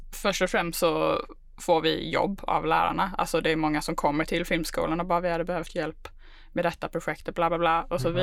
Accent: Malmö, Skåne, Sweden; moved away as an adult; now in Stockholm, Sweden; Jag är född och uppvuxen i Malmö.

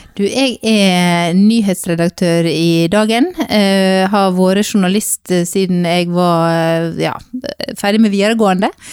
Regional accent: Sogn, Vestland, Norway; now in Bergen, Norway; Og så kommer jeg fra Sogn, og oppvokst på bedehuset i Sogn, og bor nå i Bergen

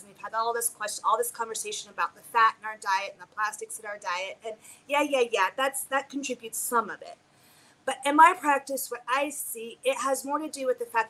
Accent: United States; we are conditioned as American women

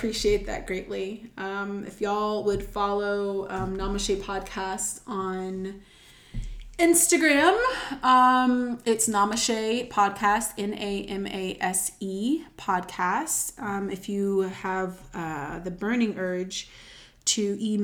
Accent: Charlotte, North Carolina, United States; Charlotte is home, and, like, I'm from Charlotte

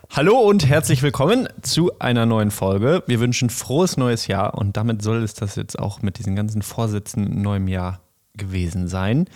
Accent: Bochum, North Rhine-Westphalia, Germany; ich bin in der Stadt aufgewachsen in Bochum

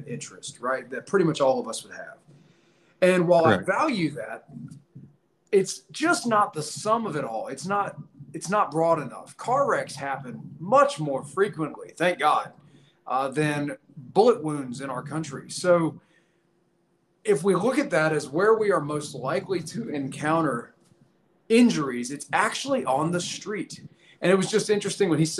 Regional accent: Virginia, United States; I'm currently hanging out in Virginia, my home state

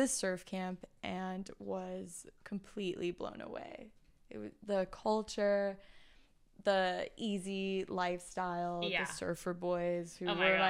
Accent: Beijing, China; first language Mandarin; English is a second language; moved away as an adult; also born or lived in Taiwan; now in Los Angeles, United States; They moved to mainland China, to Beijing. And that's where my brother and I grew up.

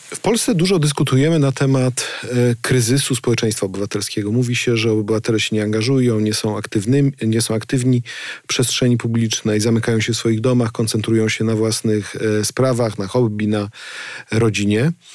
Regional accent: Gryfice, West Pomeranian Voivodeship, Poland; Ja z takiej pochodzę, z Gryfic

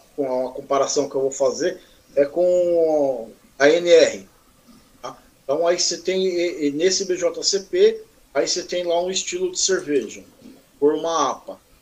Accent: Mogi das Cruzes, São Paulo, Brazil; sou natural daqui de, da cidade vizinha aqui, Mogi das Cruzes

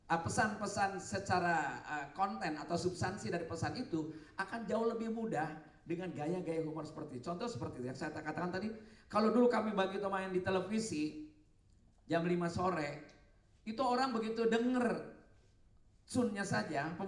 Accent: Jakarta, Indonesia; Saya bilang, saya orang Betawi … ini Pak, Pak Presiden. Yang populasinya tinggal sedikit tergusur atas nama pembangunan.

